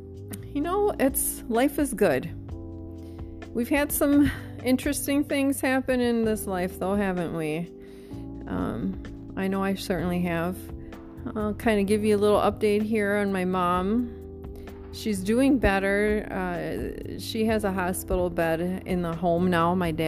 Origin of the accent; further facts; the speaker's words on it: Wisconsin, United States; now in Mesa, United States; to me, it's cold, but I came from Wisconsin, so I should be able to handle this, right?